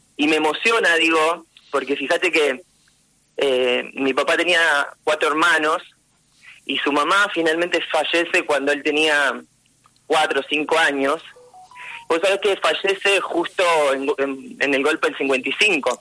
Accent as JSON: {"language": "Spanish", "town": "General Lavalle", "region": "Buenos Aires Province", "country": "Argentina", "tie": "born or raised there", "also_born_or_lived": "La Plata", "moved": "yes", "lives_now": "Mar del Plata, Argentina", "said": "Yo nací en La Plata, y cuando tenía cuatro años, mis padres eh, nos llevaron a vivir a General Lavalle, valle que estaba pegadito a San Clemente del Tuyú y ahí em, hice mi primaria, mi secundaria"}